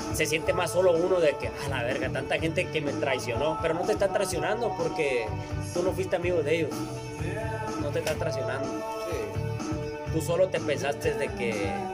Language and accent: Spanish; Culiacán, Sinaloa, Mexico; no somos de aquí, somos de Culiacán